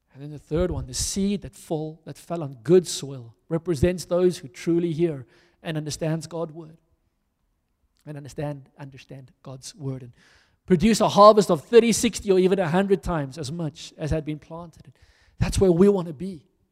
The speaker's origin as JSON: {"language": "English", "country": "South Africa", "said": "I'm a South African"}